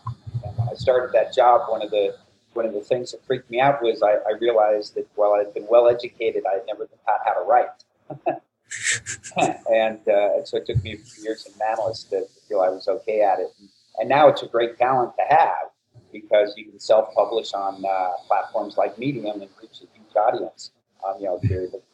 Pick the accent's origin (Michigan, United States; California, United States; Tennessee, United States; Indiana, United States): California, United States; Los Angeles; now in New York, United States; Originally born and raised